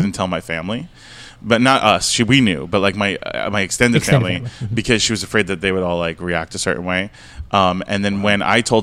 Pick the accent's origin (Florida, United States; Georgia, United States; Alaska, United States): Florida, United States; moved away; also born or lived in Brooklyn / New York / Toronto; We're from Brooklyn, but I grew up in Florida